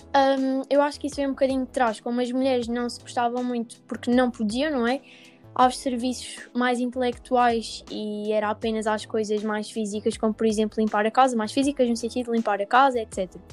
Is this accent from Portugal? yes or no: yes; Alentejo, Portugal; por ser do Alentejo